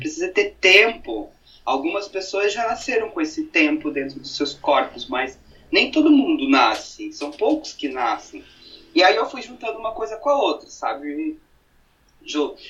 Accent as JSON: {"language": "Portuguese", "town": "Brusque", "region": "Santa Catarina", "country": "Brazil", "tie": "born or raised there", "moved": "as an adult", "lives_now": "Blumenau, Brazil", "said": "Sou natural de Brusque, sou um brusquense, mas atualmente moro em Blumenau já fazem praticamente é, seis anos"}